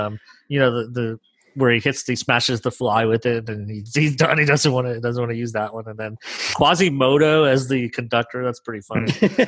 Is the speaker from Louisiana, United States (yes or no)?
yes; New Orleans, Louisiana, United States; now in Nashville, United States; I'm from New Orleans, and we had a lot of jazz, but I'd never seen a bell choir until I moved here to Nashville.